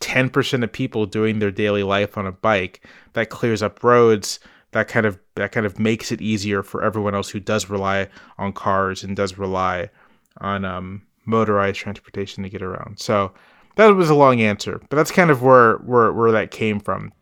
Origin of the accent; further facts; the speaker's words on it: Virginia Beach, Virginia, United States; also born or lived in Charlottesville, Virginia; I grew up in Virginia Beach, Virginia, which is not a bike-friendly place.